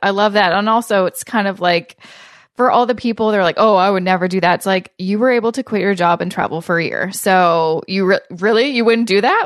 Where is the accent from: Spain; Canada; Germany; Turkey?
Canada; Vancouver, British Columbia; now in Toronto, Canada; I'm originally from Vancouver, which is similar to Portland